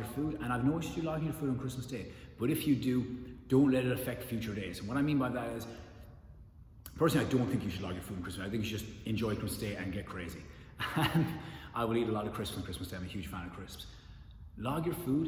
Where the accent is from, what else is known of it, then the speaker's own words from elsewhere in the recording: Ireland; I'm Irish